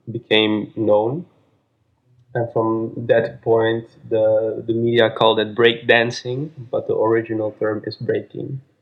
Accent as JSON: {"language": "English", "town": "Amsterdam", "region": "North Holland", "country": "Netherlands", "said": "I'm from Amsterdam and I'm 32 years old."}